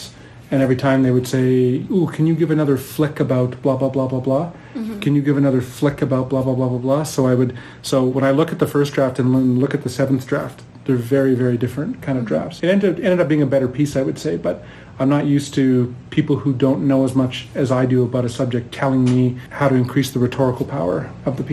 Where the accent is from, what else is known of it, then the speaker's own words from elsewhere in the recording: Prince Albert, Saskatchewan, Canada; moved away as an adult; also born or lived in Ontario; now in Edmonton, Canada; I'm Métis originally from the Parkland region of Saskatchewan. I grew up in Prince Albert and surrounding area in Saskatchewan.